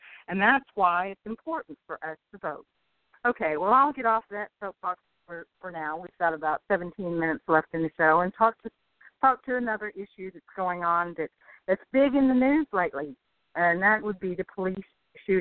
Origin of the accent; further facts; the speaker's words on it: United States; We, as Native American people, already live in bad conditions